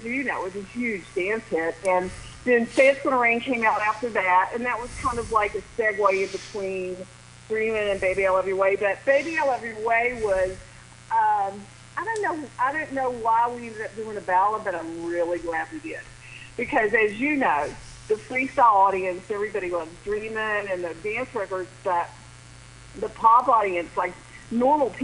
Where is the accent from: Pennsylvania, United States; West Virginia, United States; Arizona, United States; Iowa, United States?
West Virginia, United States; Princeton; accent: Southern; moved away; also born or lived in Miami; I grew up in the most southern part of West Virginia in a little town called Princeton, and there were only 4,000 people in my hometown